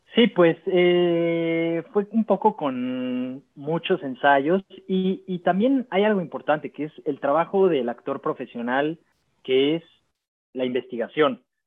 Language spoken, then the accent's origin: Spanish; Maguen David community, Mexico City, Mexico; lo que me faltó creciendo en la Maguen David fue esa diversidad